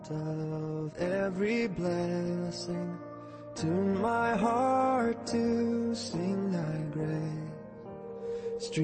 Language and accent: English; Mesa, Arizona, United States; Um, I'm from Mesa, Arizona. I, uh, born and raised in the church.